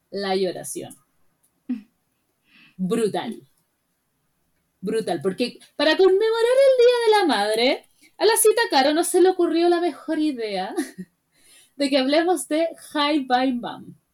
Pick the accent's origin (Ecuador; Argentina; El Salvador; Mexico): Mexico; deberían ser como los mexicanos, nosotros nacemos donde se nos da la gana.